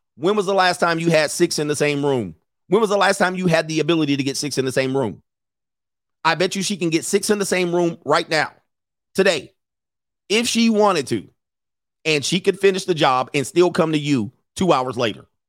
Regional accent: Los Angeles, California, United States; I grew up in Los Angeles in Southern California

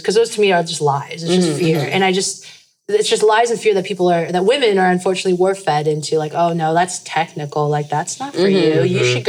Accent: United States; I'm a minority. Like I'm Korean American

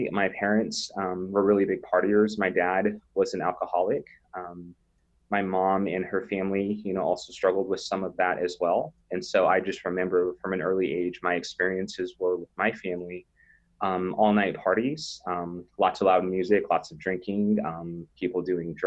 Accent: North Platte, Nebraska, United States; I grew up in North Platte, Nebraska, which is in the western side of the state, kind of a smaller country town.

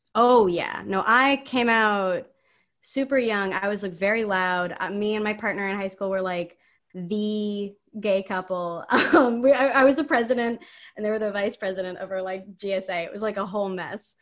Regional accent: San Mateo, California, United States; I'm from San Mateo

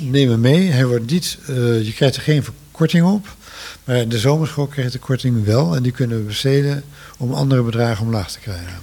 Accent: Netherlands; En we zijn Nederlanders

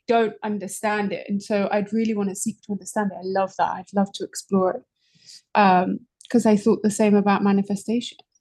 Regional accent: London, United Kingdom; moved away as an adult; now in New York City, United States; I'm originally from London. I've been in New York City for just over five years

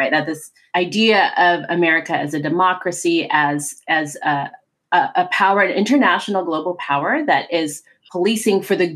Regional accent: New York, United States; also born or lived in Philippines / California; now in Hawaii, United States; I was born in the Philippines. Then I, my family immigrated to upstate New York. Um, then I came out to California, and then you know now I've lived uh, more than a quarter of my life in Hawaii.

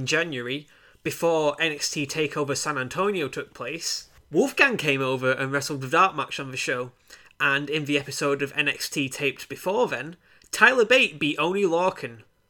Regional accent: United Kingdom; In case you haven't noticed, we're British

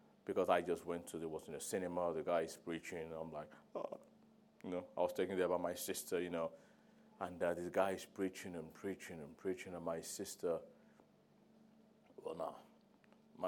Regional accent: Nigeria; now in London, United Kingdom; I'm Nigerian

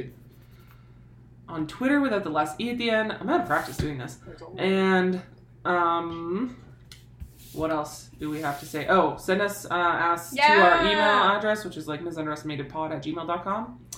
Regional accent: Canada; accent: Canadian; I was telling her that like having the podcast has made me like much more aware of my own Canad

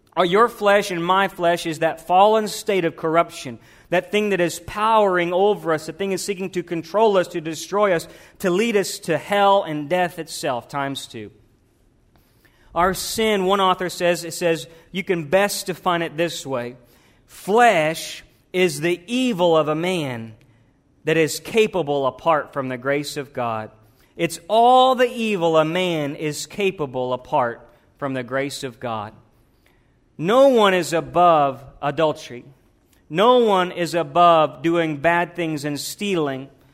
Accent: the South, United States; Growing up in the South

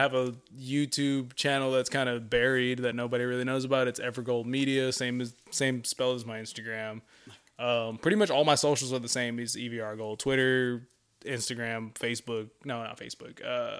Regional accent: Long Beach, California, United States; I'm from Long Beach.

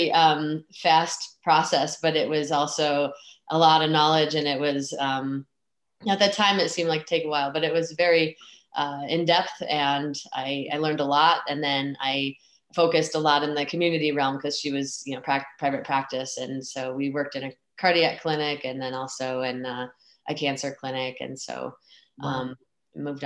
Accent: Michigan, United States; I grew up in Michigan

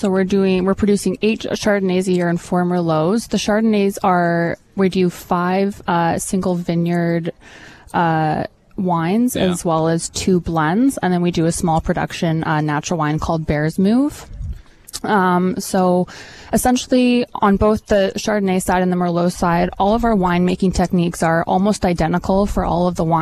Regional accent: Okanagan, British Columbia, Canada; also born or lived in Ontario; I was actually born and raised in the Okanagan

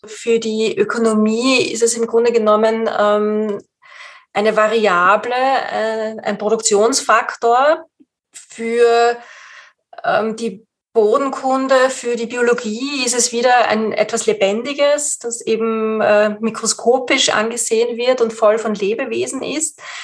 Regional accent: Austria; bei uns in Österreich

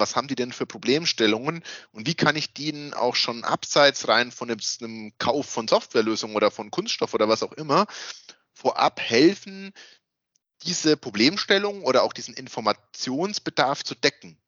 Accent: Würzburg area, Bavaria, Germany; accent: Franconian; dass man merkt, dass wir aus dieser Würzburger Gegend sind.

